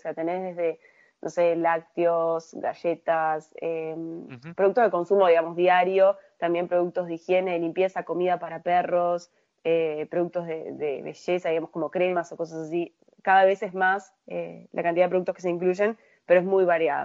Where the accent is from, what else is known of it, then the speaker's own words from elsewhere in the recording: Uruguay; como uruguaya yo me crié, viví toda mi vida acá